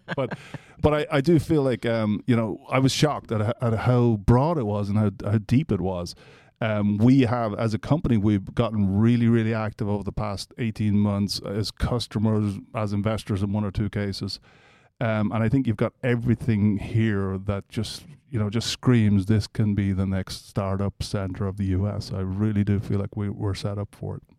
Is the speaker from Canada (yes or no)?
no; Ireland; moved away as an adult; also born or lived in Atlanta, United States; now in Nebraska, United States; I'm Irish originally, so I came here in nineteen ninety-four.